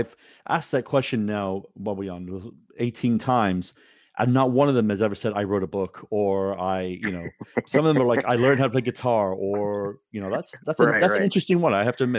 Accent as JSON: {"language": "English", "country": "United Kingdom", "tie": "born or raised there", "moved": "yes", "said": "So I grew up in Great Britain, obviously."}